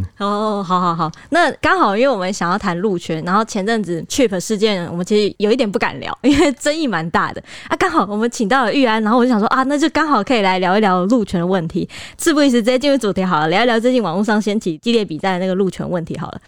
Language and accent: Chinese; Taiwan; 我们台湾人